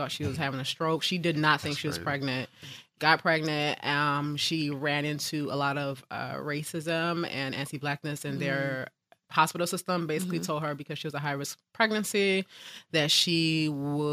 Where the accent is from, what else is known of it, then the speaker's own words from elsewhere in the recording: Newark, New Jersey, United States; also born or lived in Poconos, Pennsylvania / Irvington, New Jersey; I was born and raised in Newark